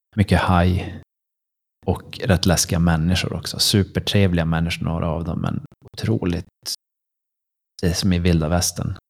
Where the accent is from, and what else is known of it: Sweden